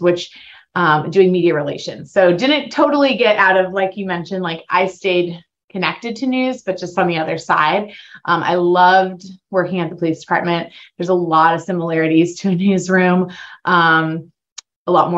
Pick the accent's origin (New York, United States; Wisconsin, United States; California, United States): California, United States; moved away as an adult; also born or lived in Laguna Beach, California / Toledo, Ohio; I grew up in California